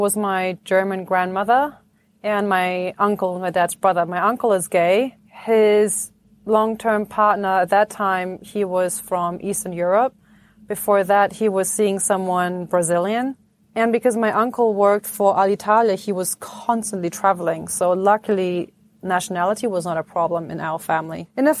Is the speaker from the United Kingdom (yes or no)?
no; Egypt; born there; And then I was born in Egypt. Like, why were you born in Egypt? Do you have an Egyptian passport?